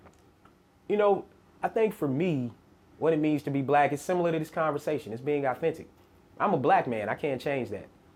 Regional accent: Murfreesboro, Tennessee, United States; I'm from Murfreesboro

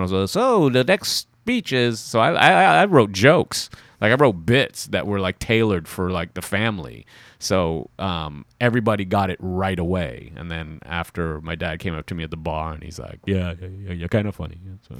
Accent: Trinidad & Tobago; Hey, I'm from Trinidad and Tobago.

